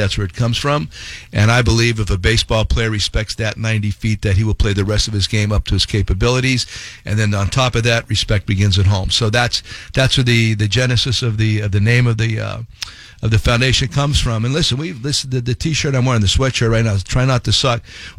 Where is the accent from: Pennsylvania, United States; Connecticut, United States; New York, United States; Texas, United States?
Pennsylvania, United States; Hazleton; moved away as an adult; also born or lived in Tampa / Chicago; it's my hometown in Hazleton, PA.